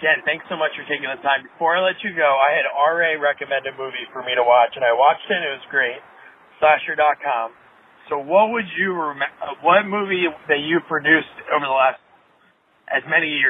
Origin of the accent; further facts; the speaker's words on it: New Jersey, United States; where I grew up in New Jersey